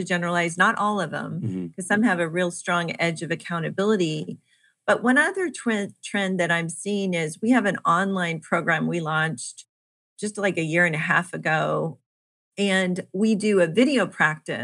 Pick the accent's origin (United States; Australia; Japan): United States; Kansas City; I am from Kansas City